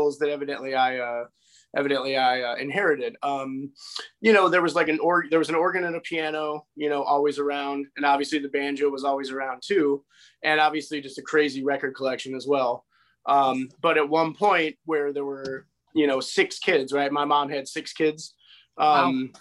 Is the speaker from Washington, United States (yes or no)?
no; Winfield, Illinois, United States; I'm born and raised in Winfield, Illinois